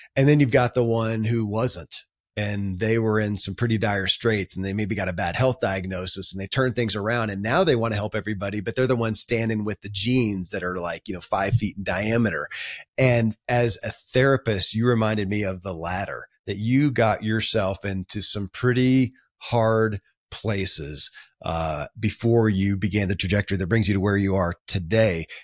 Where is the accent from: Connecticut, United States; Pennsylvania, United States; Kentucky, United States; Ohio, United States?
Kentucky, United States; born or raised there